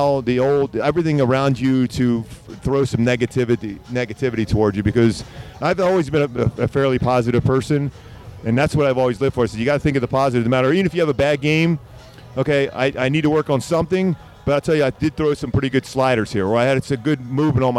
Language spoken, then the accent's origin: English; Philadelphia, Pennsylvania, United States; growing up where I grew up in Philly